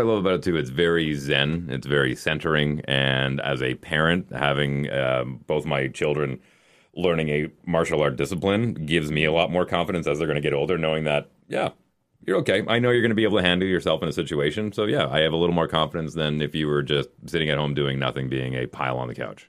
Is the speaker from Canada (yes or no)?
yes; Canada; as a Canadian